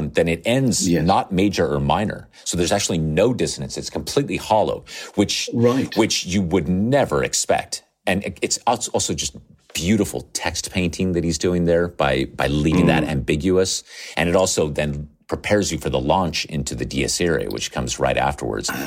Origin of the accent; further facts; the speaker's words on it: Nevada, United States; I grew up in Nevada on the west coast of the United States.